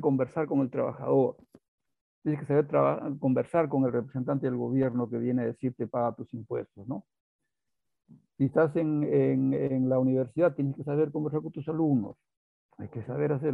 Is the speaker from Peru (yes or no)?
yes; Peru; somos los incas, somos los indios del Perú